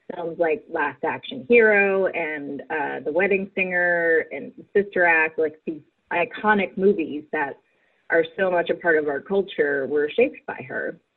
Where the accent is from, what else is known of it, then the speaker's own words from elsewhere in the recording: Virginia, United States; moved away as an adult; now in Los Angeles, United States; I'm from Virginia and I'm a writer